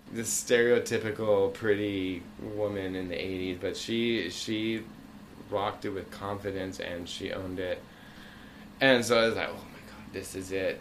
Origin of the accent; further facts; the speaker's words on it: Bermuda; moved away; also born or lived in Concord, Massachusetts; I lived, I grew up in Bermuda, and we transferred to Massachusetts